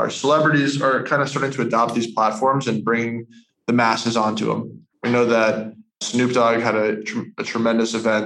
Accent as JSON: {"language": "English", "country": "United States", "said": "I'm from the States"}